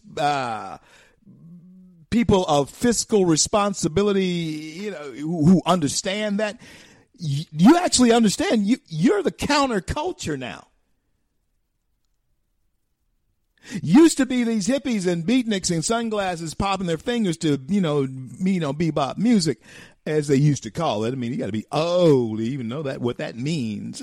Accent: Shreveport, Louisiana, United States; Word of God Ministries, Shreveport, Louisiana, my hometown.

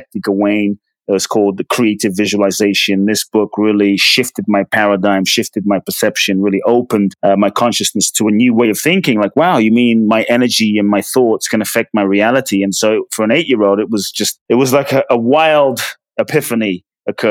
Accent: London, United Kingdom; also born or lived in Ghana; now in United States; I was born in Ghana, West Africa. My father's from Ghana. My mother's from Japan. I grew up in London. I currently live in the US

